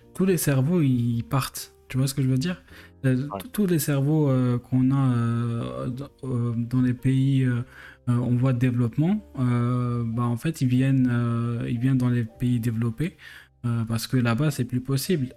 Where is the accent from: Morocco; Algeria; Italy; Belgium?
Algeria; moved away as an adult; now in France; faire ces études-là en Algérie, bah, j'aurais pu rester et développer l'économie du pays, de, mon pays natal